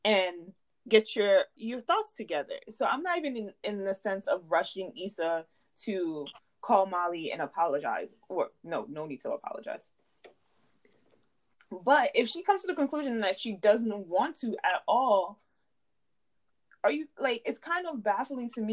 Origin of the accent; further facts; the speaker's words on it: New York City, New York, United States; I'm from the Bronx.